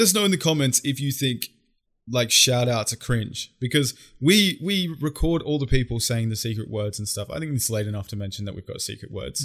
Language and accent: English; Australia